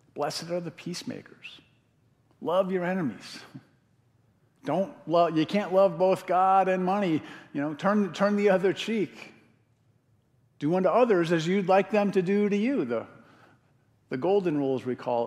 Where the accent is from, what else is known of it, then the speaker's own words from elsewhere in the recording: Connecticut, United States; now in Madison, United States; When I was a kid growing up in Connecticut, my dad used to go to this place called Spicebush Swamp in West Hartford, Connecticut